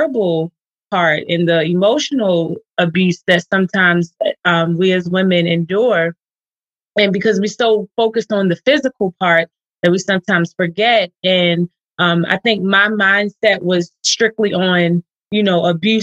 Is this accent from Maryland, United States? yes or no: yes; Baltimore, Maryland, United States; I'm from Baltimore, Maryland